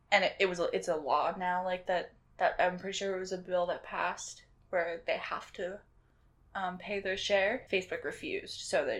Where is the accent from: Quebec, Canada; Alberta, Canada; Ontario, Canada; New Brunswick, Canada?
New Brunswick, Canada; Yeah, we're from New Brunswick